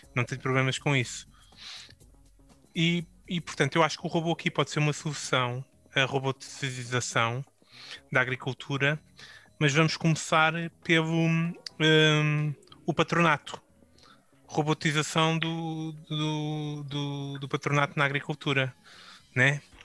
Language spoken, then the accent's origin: Portuguese; Portugal; enquanto português